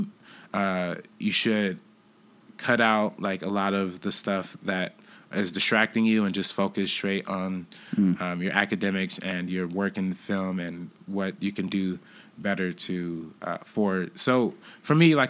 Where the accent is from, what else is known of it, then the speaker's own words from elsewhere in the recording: Compton, California, United States; where I'm from Compton